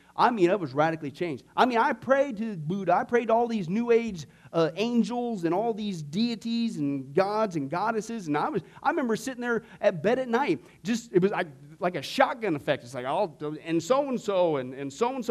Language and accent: English; Nebraska, United States; When I was growing up in Nebraska, when I was in fourth and fifth grade, out in this little, small, little, dinky little town